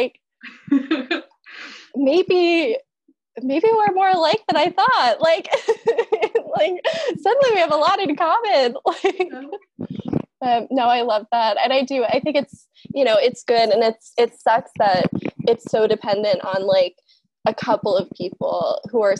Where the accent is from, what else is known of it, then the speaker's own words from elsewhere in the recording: Newark, Delaware, United States; growing up in Newark